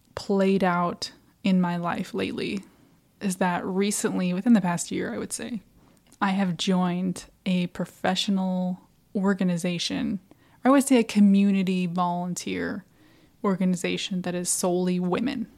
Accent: Midwest, United States; now in Florida, United States; I'm from the Midwest

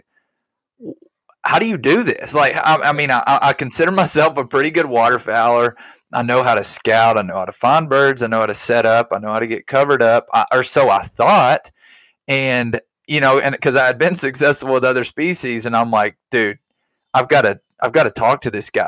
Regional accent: Arkansas, United States; I grew up in Arkansas

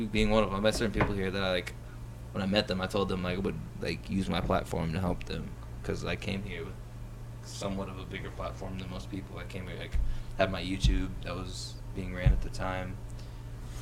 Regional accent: Keokuk, Iowa, United States; moved away as an adult; now in Des Moines, United States; I'm from Keokuk. I moved up here like three years ago now. My house back home burned down.

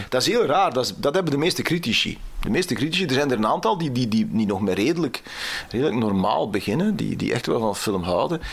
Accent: Temse, Flanders, Belgium; Ik ben van Temse, Oost-Vlaanderen

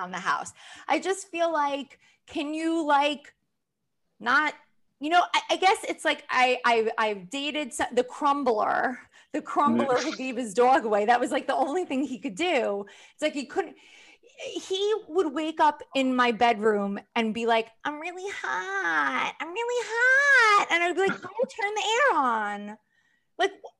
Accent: Long Island, New York, United States; also born or lived in Queens / Manhattan, New York; now in New York City, United States; I grew up mostly on Long Island.

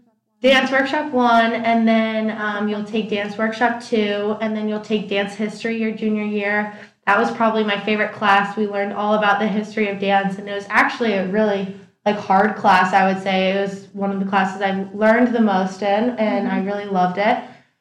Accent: Winnetka, Illinois, United States; I am a four-year senior from CL Dorm. I am from Winnetka, Illinois, a suburb outside of Chicago

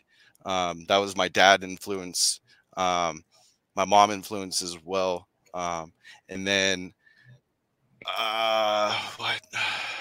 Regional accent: Sacramento, California, United States; I was born in Sacramento, California, NorCal

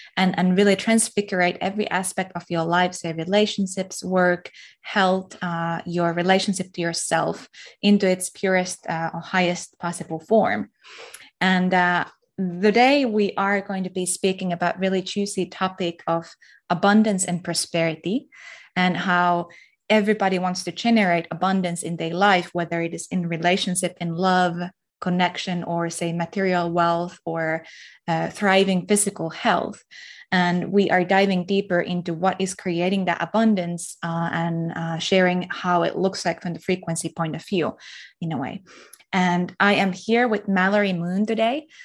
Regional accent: Finland; I'm from Finland

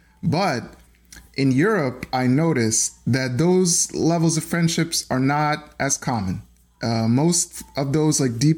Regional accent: United States; Now, I want to say, as an American

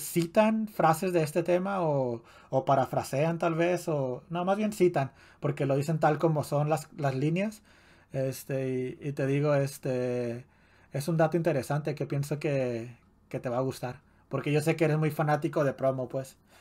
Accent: Ciudad Juárez, Chihuahua, Mexico; en Juárez no es muy común que haya albercas en, en las casas, ¿no? Mm, ni en los vecindarios, ni en, ni en el parque de tu, de, tu, de tu barrio

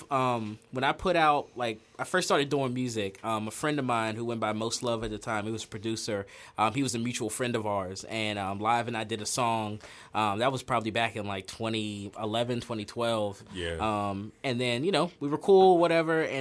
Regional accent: Pittsburgh, Pennsylvania, United States; Born and raised in Pittsburgh. Um, grew up in Hazelwood mainly, kind of bounced all over

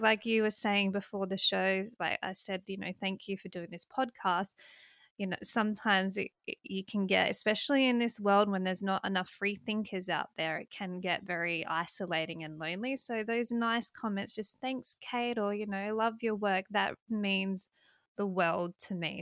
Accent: South Australia, Australia; moved away as an adult; now in Western Australia, Australia; I'm from South Australia

